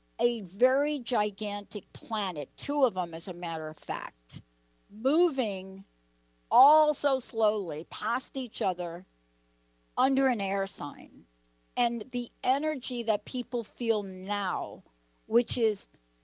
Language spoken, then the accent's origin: English; East Coast, United States; moved away; Linda and I both grew up on the East Coast